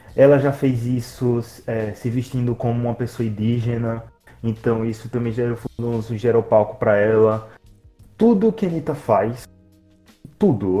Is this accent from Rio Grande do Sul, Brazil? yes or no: no; Aracaju, Sergipe, Brazil; nós somos de Aracaju